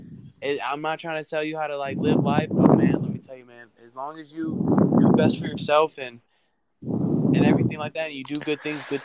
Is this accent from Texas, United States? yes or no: no; Miami, Florida, United States; we're actually from Miami, Florida